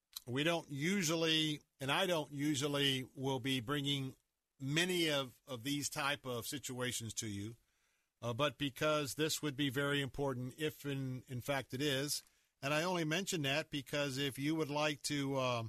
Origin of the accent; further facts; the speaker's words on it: Florida, United States; I'm born and raised in Florida.